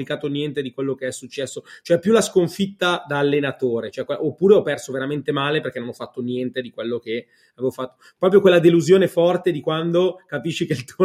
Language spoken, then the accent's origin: Italian; Varese, Lombardy, Italy; sono di Varese, però in generale siamo più o meno in quella